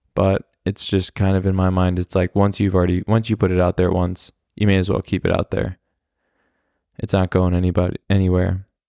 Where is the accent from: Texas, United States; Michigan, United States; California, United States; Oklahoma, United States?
Oklahoma, United States; Oklahoma City; born or raised there; moved away as an adult; now in Germany